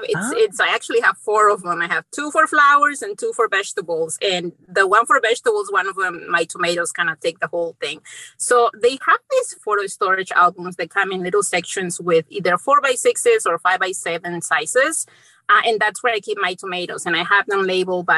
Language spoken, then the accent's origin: English; Mexico; also born or lived in central Indiana; now in Indiana, United States; I grew up in Mexico, and being in from a small town in Mexico